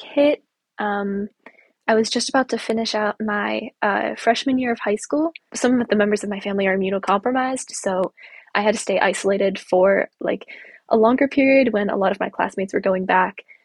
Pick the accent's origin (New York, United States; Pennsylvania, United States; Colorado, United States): Pennsylvania, United States; Pittsburgh; I'm from Pittsburgh, and I'm seventeen now.